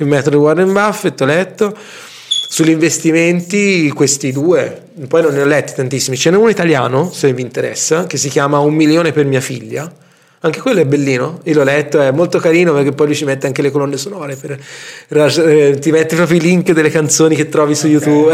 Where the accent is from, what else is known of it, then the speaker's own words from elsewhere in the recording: Tuscany, Italy; noi siamo toscani